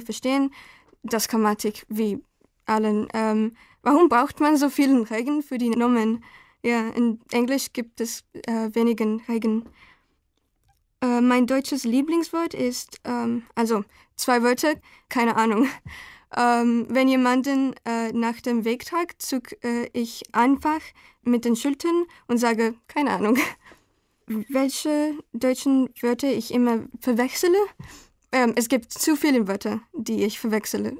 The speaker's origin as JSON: {"language": "German", "country": "Guatemala", "also_born_or_lived": "Bahrain", "second_language": "German", "moved": "yes", "lives_now": "Germany", "said": "ich bin guatemaltekisch"}